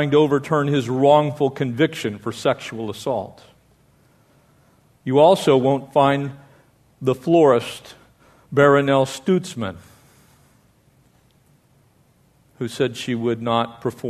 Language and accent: English; United States; we as the American people